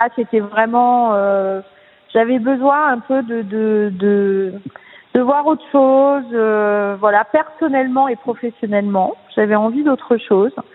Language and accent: French; Nice, Provence-Alpes-Côte d'Azur, France; je suis une fille du sud puisque je suis née à Nice